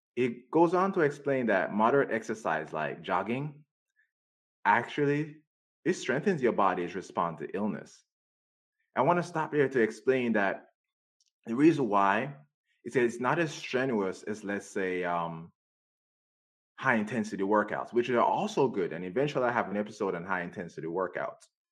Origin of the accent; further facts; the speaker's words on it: Jamaica; now in United States; I grew up in Jamaica.